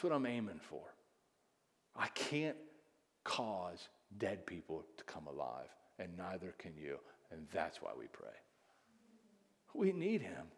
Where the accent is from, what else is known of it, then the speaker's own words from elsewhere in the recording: United States; I'm so American